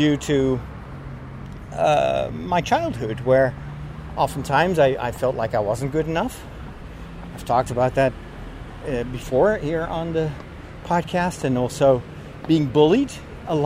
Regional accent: Netherlands; I was partially from Chinese descent, so I didn't look like a Dutch boy

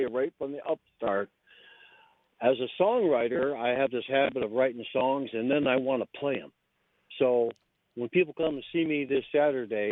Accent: Central New York, United States; moved away as an adult; I grew up in Central New York

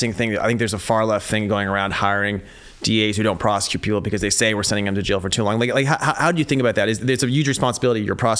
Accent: Fremont, California, United States; also born or lived in San Francisco; there was a 2-year-old that was shot on the plate in Fremont, where I'm from.

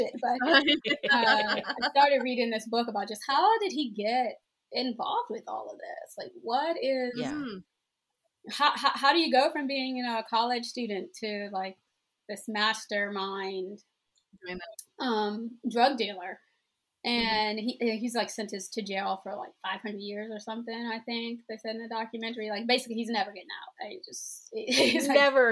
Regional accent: Maryland, United States; I'm from Maryland

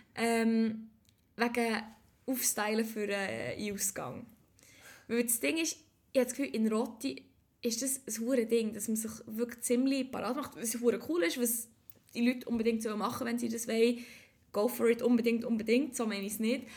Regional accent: Switzerland; ich bin echt super Schweizerin.

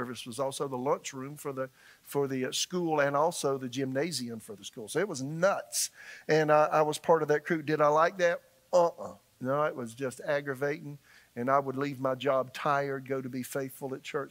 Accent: Florence, South Carolina, United States; moved away as an adult; also born or lived in Tulsa, Oklahoma; now in Raleigh, United States; in my hometown in Florence, South Carolina

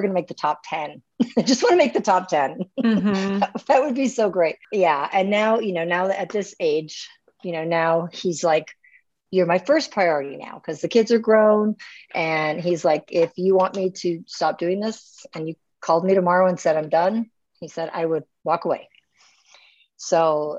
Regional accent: North Dakota, United States; moved away as an adult; also born or lived in Minnesota; now in Edmonton, Canada; I'm originally from Minnesota, and I went to high school in North Dakota

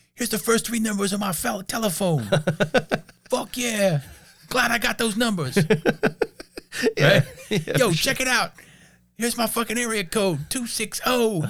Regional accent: Pittsburgh, Pennsylvania, United States; now in Fort Wayne, United States; But I've lived in Fort Wayne long enough that I'll just say, like, you know, I'm from Pittsburgh via Fort Wayne.

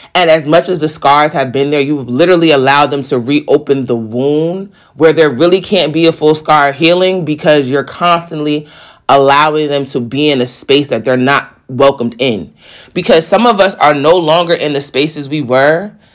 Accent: East Coast, United States; I'm from the East Coast

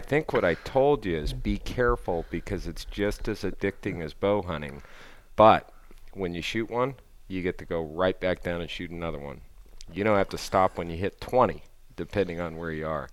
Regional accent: Southern California, United States; I grew up in Southern California

